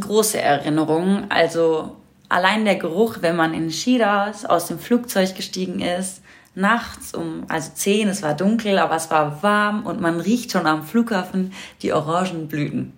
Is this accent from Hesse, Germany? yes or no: no; Berlin, Germany; Ich bin hier in Deutschland aufgewachsen und geboren